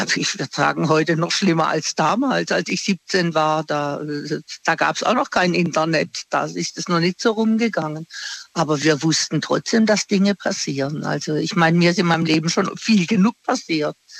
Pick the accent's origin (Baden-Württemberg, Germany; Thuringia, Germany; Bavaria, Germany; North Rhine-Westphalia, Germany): Baden-Württemberg, Germany; Singen; now in Offenburg, Germany; ich komme ursprünglich aus Singen.